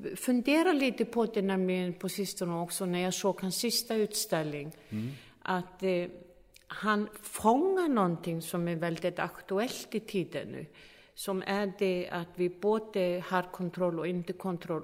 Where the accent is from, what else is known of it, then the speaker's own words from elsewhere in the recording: Iceland; jag är från Island